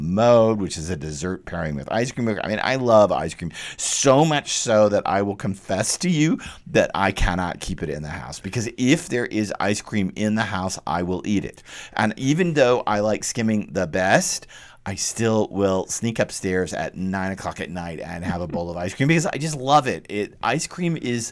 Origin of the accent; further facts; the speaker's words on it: Texas, United States; I grew up with it in Texas